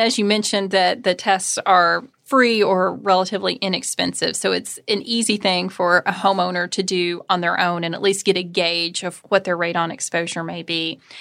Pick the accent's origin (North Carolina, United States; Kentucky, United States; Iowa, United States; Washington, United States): Kentucky, United States; growing up in Kentucky